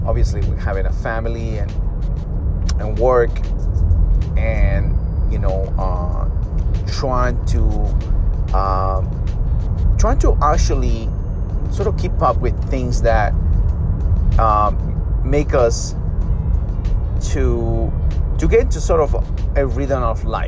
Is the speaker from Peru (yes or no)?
yes; Peru; moved away; growing up in Peru